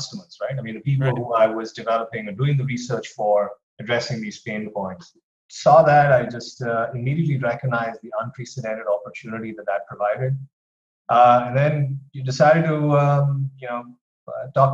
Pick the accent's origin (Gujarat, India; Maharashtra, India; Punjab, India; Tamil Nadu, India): Maharashtra, India; Mumbai; moved away as an adult; also born or lived in Austin, Texas / Philadelphia, Pennsylvania; now in Cleveland, United States; I grew up in Mumbai in India